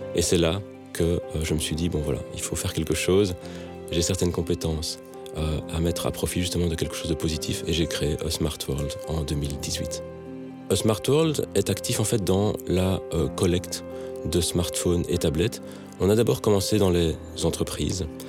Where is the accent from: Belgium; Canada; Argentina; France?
Belgium; moved away as an adult; also born or lived in Matadi, Democratic Republic of the Congo / Lubumbashi, Democratic Republic of the Congo; à mon retour en Belgique après ces dix années hein, d'expatriation